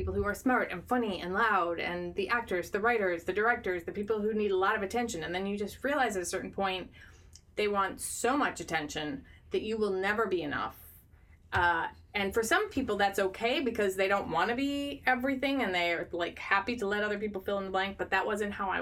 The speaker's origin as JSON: {"language": "English", "region": "Midwest", "country": "United States", "said": "I'm a Midwesterner."}